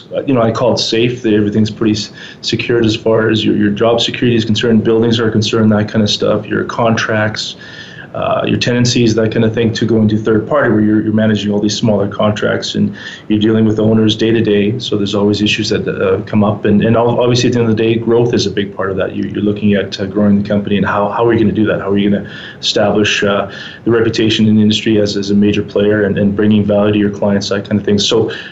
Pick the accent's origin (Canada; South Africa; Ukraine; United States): Canada; Edmonton, Alberta; moved away as an adult; now in Calgary, Canada; originally from Edmonton, Alberta